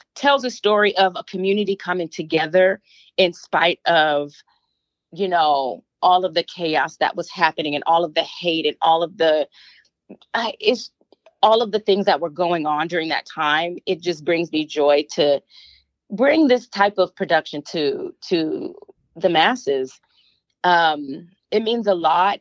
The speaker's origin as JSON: {"language": "English", "town": "Flint", "region": "Michigan", "country": "United States", "tie": "born or raised there", "moved": "yes", "said": "I was born and raised here in Michigan. Well, there in Michigan. I'm in Canada right now. um, went to college there um, at MSU. Um, so, yeah, my ties are strong in Michigan, Flint, Michigan"}